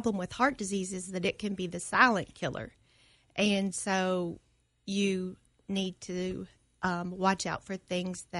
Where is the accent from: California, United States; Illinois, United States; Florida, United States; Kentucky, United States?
Kentucky, United States; Clarkson; moved away as an adult; So I grew up here in Clarkson and then went to the University of Kentucky for my undergraduate degree